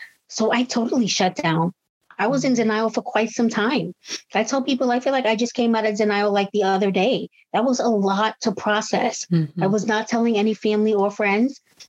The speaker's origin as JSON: {"language": "English", "town": "Cambridge", "region": "Massachusetts", "country": "United States", "said": "I'm 36 years old. I'm from Cambridge, Massachusetts"}